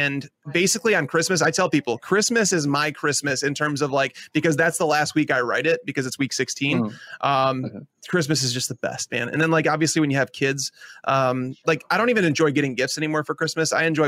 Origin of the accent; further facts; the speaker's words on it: Chicago, Illinois, United States; I had my uncle introduce me to Italian beef on pizza. I'm from Chicago.